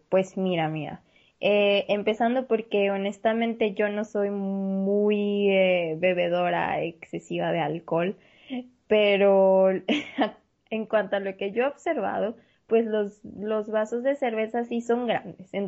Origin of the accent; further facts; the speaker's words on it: Mexico; nosotros, como mexicanos, nuestros antepasados tenían la costumbre de lavarse